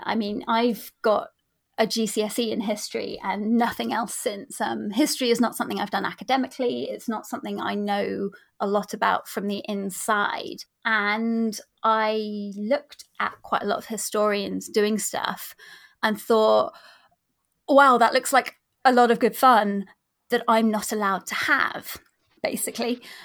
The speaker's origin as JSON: {"language": "English", "area": "near the New Forest, Hampshire", "region": "South East England", "country": "United Kingdom", "tie": "born or raised there", "said": "I grew up near the New Forest, um, in Hampshire."}